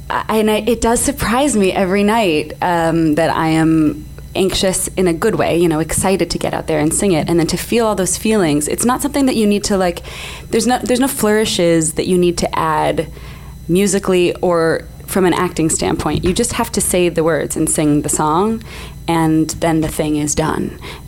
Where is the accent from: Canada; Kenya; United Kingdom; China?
Canada; I am Canadian, it's true.